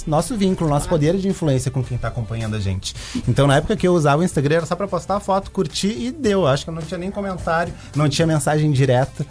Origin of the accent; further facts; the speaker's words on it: Rio Grande, Rio Grande do Sul, Brazil; also born or lived in Pelotas; Nasci e me criei em Rio Grande